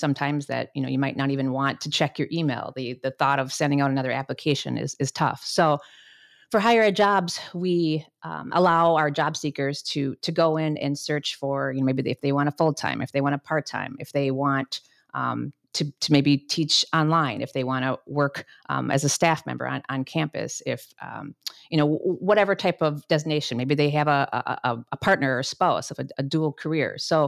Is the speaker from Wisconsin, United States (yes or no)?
yes; Wisconsin, United States; also born or lived in Minnesota; And I will also say that I grew up in Wisconsin. So if you hear the about in some of the words, that's where it's coming from.